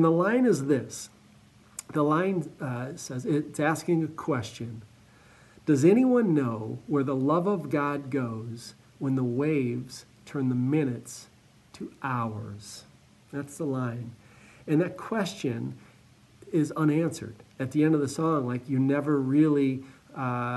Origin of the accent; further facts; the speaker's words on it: Cleveland, Ohio, United States; I'm from Cleveland, just east of Cleveland, so very familiar with the Great Lakes